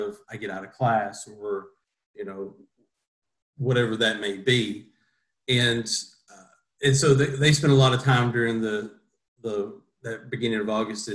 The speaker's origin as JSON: {"language": "English", "area": "Greene County", "region": "Kentucky", "country": "United States", "tie": "born or raised there", "said": "I grew up in Greene County on a family farm where my parents still are today."}